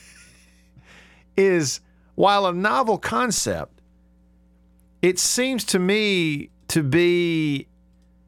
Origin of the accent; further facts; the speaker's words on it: Alabama, United States; I'm from Alabama